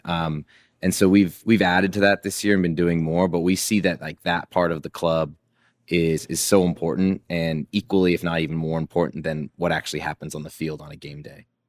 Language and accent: English; Seattle, Washington, United States; my childhood of growing up in Seattle